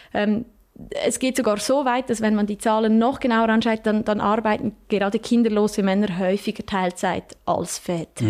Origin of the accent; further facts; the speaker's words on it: Switzerland; bei uns in der Schweiz